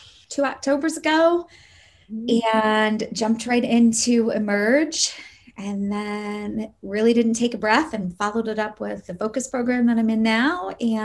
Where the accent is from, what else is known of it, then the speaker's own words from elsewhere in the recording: Michigan, United States; I'm from Michigan. It is very, very snowy where I live.